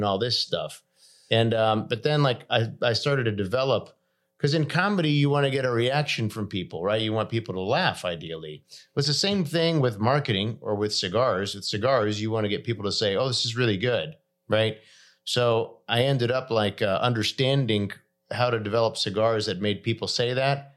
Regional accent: Nashville, Tennessee, United States; also born or lived in Los Angeles; I grew up here in Nashville, Tennessee. I went to college at USC.

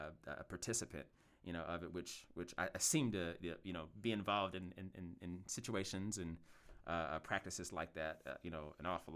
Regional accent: Louisville, Kentucky, United States; I was born in South Louisville, but I lived a lot of my life in West Louisville, and I've lived just about everywhere in Louisville.

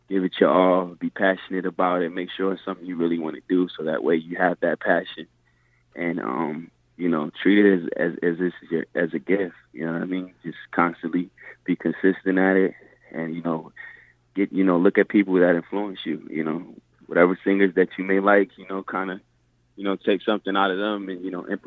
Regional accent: Atlantic City, New Jersey, United States; moved away as an adult; now in Las Vegas, United States; I'm from Atlantic City, New Jersey originally. I moved to Vegas about 14 years ago.

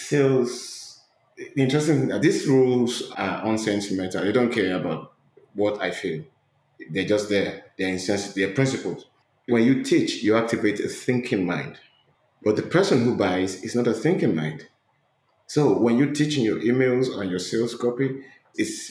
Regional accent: Nigeria; moved away as an adult; now in United States; I'm from Nigeria. I fled my country to the States 2 years ago

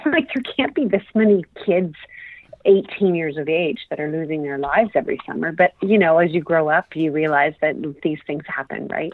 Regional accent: Toronto, Ontario, Canada; I was born and raised in Toronto, Ontario, Canada.

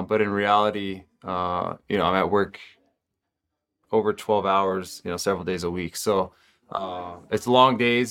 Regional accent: Texas, United States; I grew up in Texas

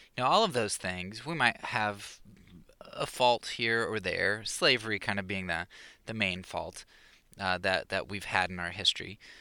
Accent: Pennsylvania, United States; moved away; I was from Pennsylvania

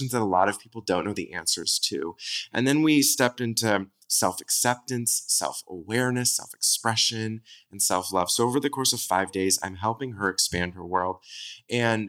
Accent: Southern California, United States; I'm from Southern California

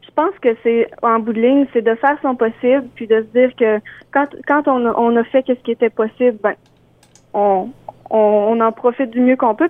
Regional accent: Beauce, Quebec, Canada; je viens de la Beauce. je suis une auteure, compositrice, interprète de la Beauce.

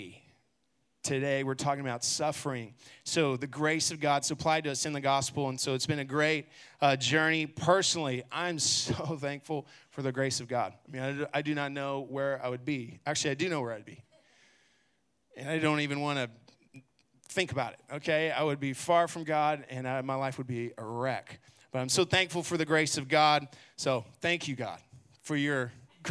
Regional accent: Garland, Texas, United States; also born or lived in Abilene; I grew up here in Garland, actually, and then left and went to college in Abilene

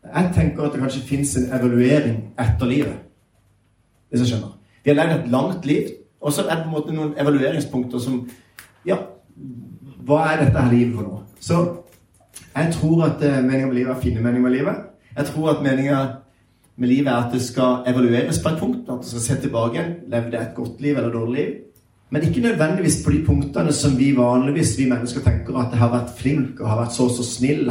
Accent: Sørlandet, Southern Norway, Norway; jeg er sørlending, så jeg prater litt seinere

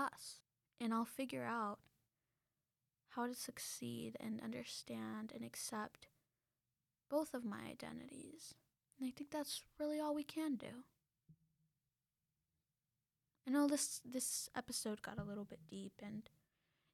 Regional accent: United States; also born or lived in Mexico; I was born in the United States

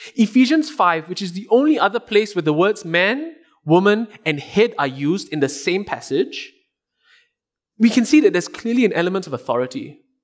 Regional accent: Singapore; as a Singaporean, I had to do two years of military service.

